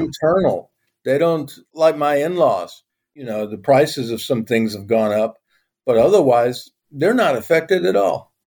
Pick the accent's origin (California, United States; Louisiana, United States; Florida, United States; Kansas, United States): Louisiana, United States; moved away as an adult; now in Turkey; I'm a Cajun